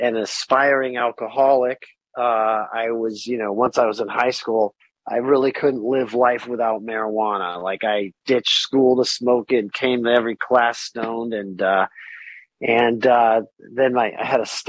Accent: California, United States; I was born in Cali, you know, I had a musical family

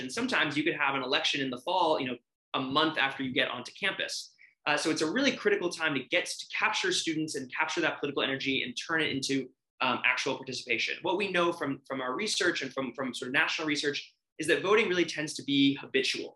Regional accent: New York City, New York, United States; I grew up in Brooklyn, New York

